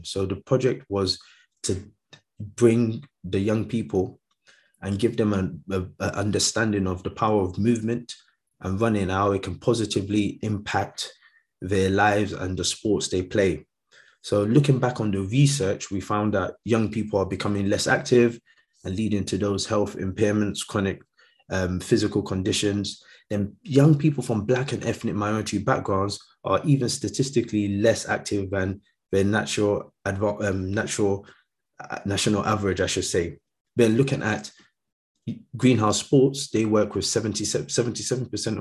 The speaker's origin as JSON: {"language": "English", "region": "London", "country": "United Kingdom", "tie": "born or raised there", "also_born_or_lived": "Nigeria", "said": "growing up in London. So I came to London when I was quite young, so from Nigeria, but yeah, lived here all my life"}